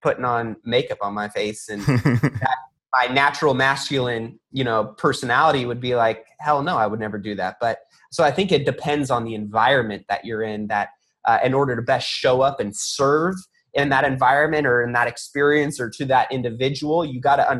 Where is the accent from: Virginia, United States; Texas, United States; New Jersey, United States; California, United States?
California, United States; I grew up in California in a melting pot full of any ethnicity